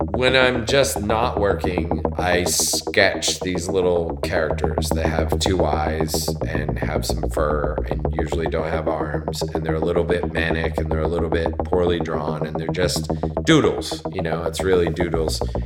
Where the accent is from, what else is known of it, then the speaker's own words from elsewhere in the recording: Connecticut, United States; moved away as an adult; also born or lived in West Coast; now in New York, United States; I was born in Connecticut, just outside of New York